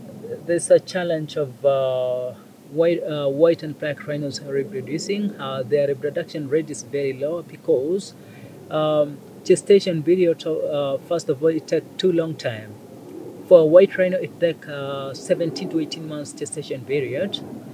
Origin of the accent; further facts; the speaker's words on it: near Maasai Mara, Narok County, Kenya; moved away as an adult; now in Ol Pejeta, Kenya; Masai Mara is very close to my village.